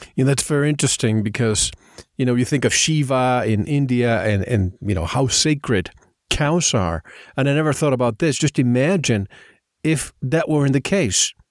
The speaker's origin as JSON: {"language": "English", "country": "Puerto Rico", "tie": "born or raised there", "said": "I grew up in Puerto Rico"}